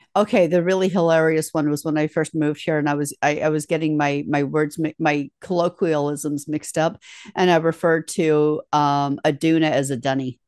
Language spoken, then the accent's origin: English; United States; moved away as an adult; now in Australia; I'm originally from America